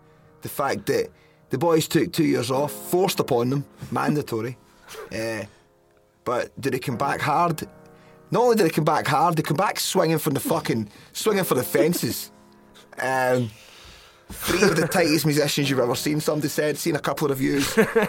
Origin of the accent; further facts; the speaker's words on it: London, United Kingdom; London was great. Shout out to my hometown.